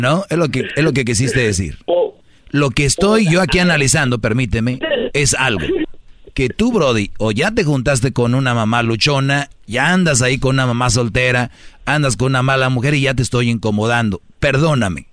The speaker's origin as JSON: {"language": "Spanish", "region": "Jalisco", "country": "Mexico", "said": "yo soy de Jalisco"}